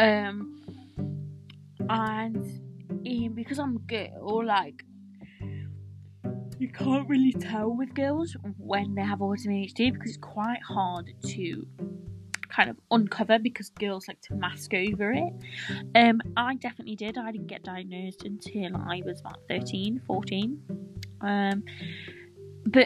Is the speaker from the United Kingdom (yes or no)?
yes; Nottingham, East Midlands, United Kingdom; I am from Nottingham, England